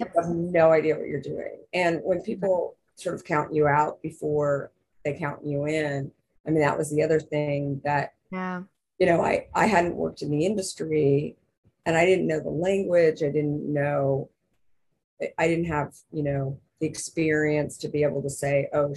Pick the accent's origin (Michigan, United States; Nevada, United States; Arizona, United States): Arizona, United States; I'm from Arizona.